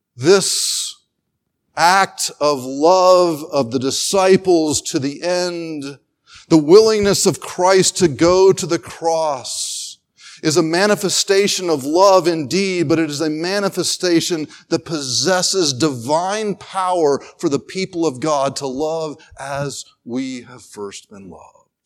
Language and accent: English; North Carolina, United States; I grew up in North Carolina where to live in North Carolina was to play basketball